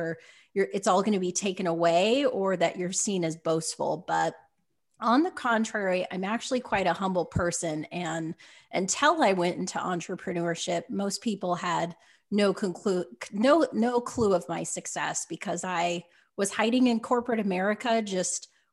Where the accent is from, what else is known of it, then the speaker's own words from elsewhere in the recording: Utah, United States; growing up in Utah